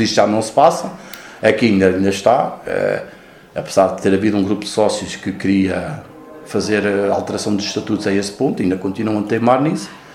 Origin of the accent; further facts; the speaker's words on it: Manteigas, Centro, Portugal; moved away as an adult; also born or lived in Lisbon; now in Casal de Cambra, Portugal; Eu já nasci na freguesia de São Pedro